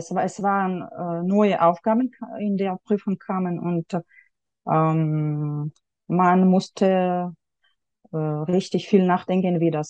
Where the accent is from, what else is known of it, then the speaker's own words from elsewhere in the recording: Yekaterinburg, Sverdlovsk Oblast, Russia; German is a second language; now in Germany; ich habe ähm, in Jekaterinburg, in meiner Heimatstadt, habe ich äh, Deutsch an, an der Schule mit dem äh, Schwerpunkt Deutsch gelernt.